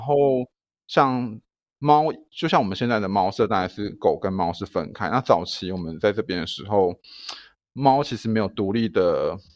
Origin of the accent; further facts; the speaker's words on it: Taichung, Taiwan; also born or lived in Taipei / Kaohsiung; 我回台中的时候就是白天有，就是有一份工作，就是在医院，动物医院上班，然后晚上在肉品市场服务